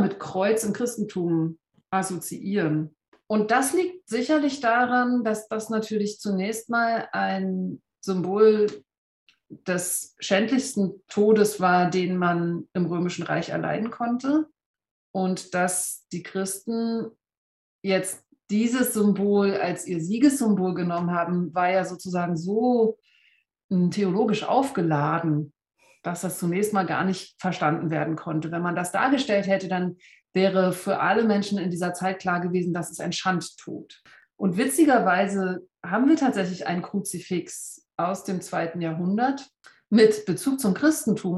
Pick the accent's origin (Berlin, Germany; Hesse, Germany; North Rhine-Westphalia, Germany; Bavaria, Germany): Berlin, Germany; now in Berner Oberland, Switzerland; ich bin vor 44 Jahren in Ostberlin geboren